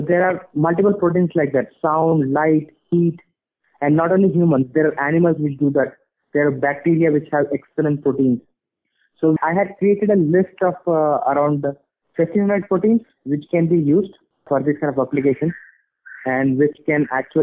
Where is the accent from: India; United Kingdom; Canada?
India; also born or lived in Boston; now in Hyderabad, India; being an Indian